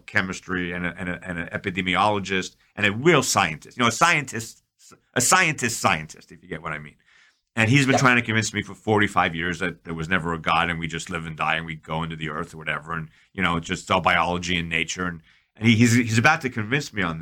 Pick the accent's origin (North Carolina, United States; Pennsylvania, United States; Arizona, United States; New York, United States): New York, United States; I'm from New York.